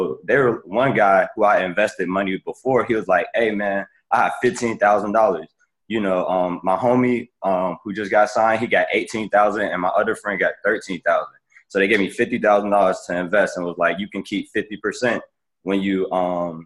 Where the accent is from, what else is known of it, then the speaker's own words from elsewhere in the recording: Chicago, Illinois, United States; moved away as an adult; now in Washington, D.C., United States; I'm from, like Brett said, I'm from Chicago